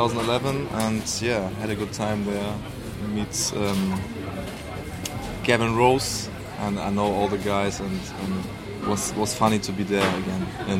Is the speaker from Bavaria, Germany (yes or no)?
no; Hamburg, Germany; I'm born and raised in Hamburg, yeah.